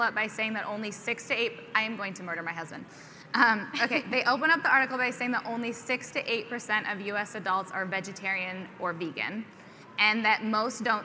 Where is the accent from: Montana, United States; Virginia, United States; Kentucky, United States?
Montana, United States; moved away; also born or lived in Nebraska; Montana, which is originally where I'm from